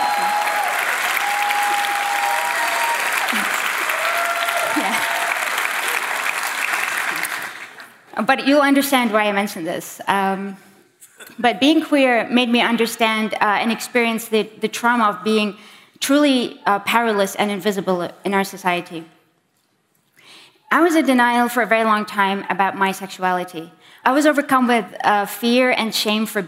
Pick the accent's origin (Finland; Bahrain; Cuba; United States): Bahrain; I am from Bahrain